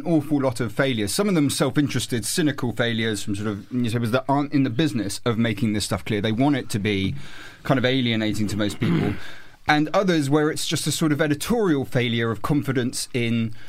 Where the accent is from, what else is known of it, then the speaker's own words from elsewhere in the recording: Winchester, South East England, United Kingdom; my hometown in Winchester